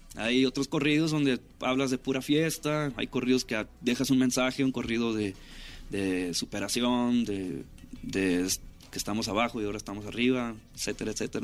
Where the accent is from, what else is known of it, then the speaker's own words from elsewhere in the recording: Ciudad Obregón, Sonora, Mexico; moved away as an adult; now in Los Angeles, United States; crecí en Ciudad Obregón ahí. Soy nacido en, California